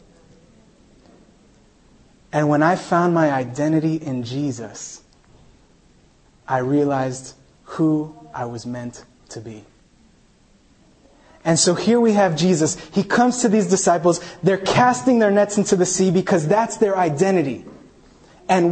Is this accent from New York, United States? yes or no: yes; New York City, New York, United States; also born or lived in Chile; I grew up in Staten Island, New York